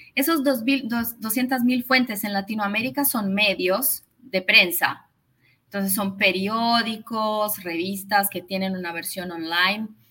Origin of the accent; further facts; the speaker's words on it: São Paulo, Brazil; Spanish is a second language; yo vivo en Brasil, vivo en San Paulo, nací acá. Eh, mi mamá es argentina, por eso hablo español